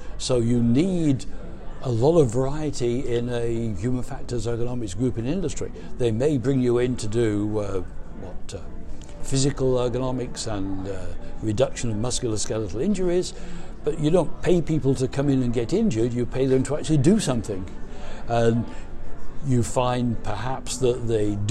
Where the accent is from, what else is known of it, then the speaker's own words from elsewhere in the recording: England, United Kingdom; I was born in England in World War II